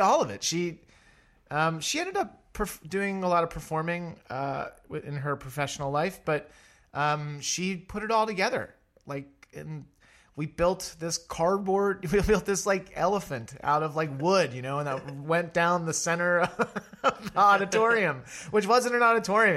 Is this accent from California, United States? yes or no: no; Connellsville, Pennsylvania, United States; now in New York City, United States; I am originally from 45 minutes south of Pittsburgh, a small rural town called Connellsville, Pennsylvania.